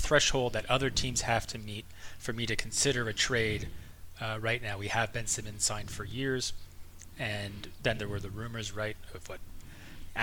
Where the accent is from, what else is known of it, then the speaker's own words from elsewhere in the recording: Canada; I'm a Canadian